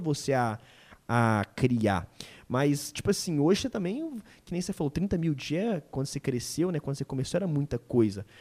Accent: Belo Horizonte area, Minas Gerais, Brazil; now in Belo Horizonte, Brazil; estar tá em BH é, facilita muito isso, porque eu tô perto da galera de, é, de onde eu vim

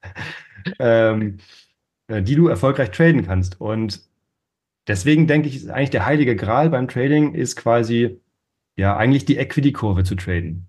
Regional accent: Northern Germany, Germany; Ich bin ähm, aufgewachsen in Norddeutschland

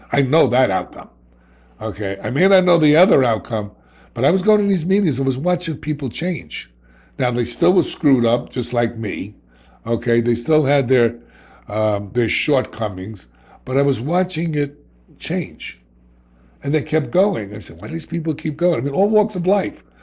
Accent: New York City, New York, United States; accent: New York; I'm a kid from the South Bronx.

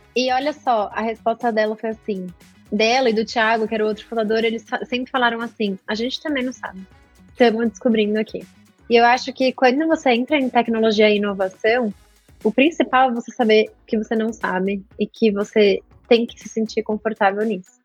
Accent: Brazil; eu, sendo brasileira

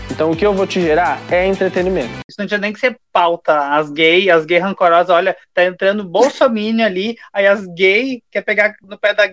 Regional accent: Santos Dumont, Minas Gerais, Brazil; Eu sou natural da cidade de Santos Dumont, em Minas Gerais.

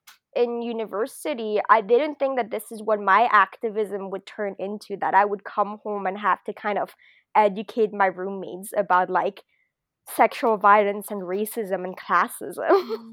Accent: France; moved away; also born or lived in Japan; So, but I am French, like I was born in France. I'm half, and I hadn't lived in Europe for a really long time.

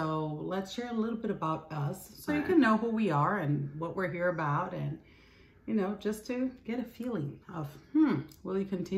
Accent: Recife, Pernambuco, Brazil; moved away as an adult; also born or lived in Angola; now in United States; I'm from Brazil, and I was born and raised in Brazil, Northeast Brazil, in Recife.

